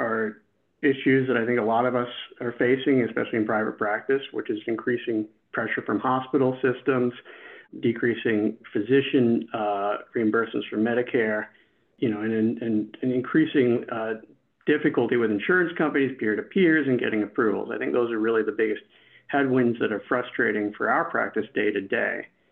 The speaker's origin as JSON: {"language": "English", "area": "Long Island", "region": "New York", "country": "United States", "said": "I'm from Long Island, New York, not too far from here."}